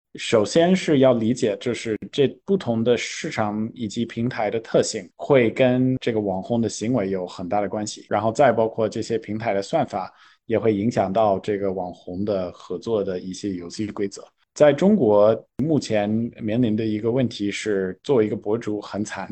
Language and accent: Chinese; California, United States; Chinese is a second language; moved away as an adult; now in China; 我作为一个图书书长的加州人，我回到硅谷